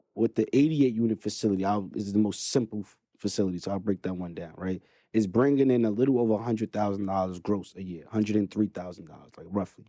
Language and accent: English; New York City, New York, United States; born and raised in Brooklyn, New York